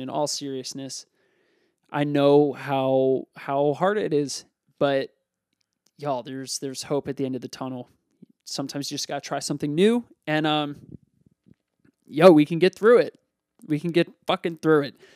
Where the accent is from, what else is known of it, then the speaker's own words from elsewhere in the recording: Lansdale, Pennsylvania, United States; I grew up in Lansdale, Pennsylvania.